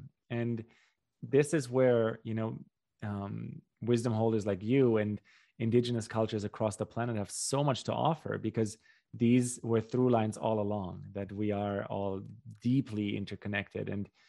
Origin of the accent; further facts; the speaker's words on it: Germany; born there; I can speak for Central European culture, you know, where I was born in Central Europe and Germany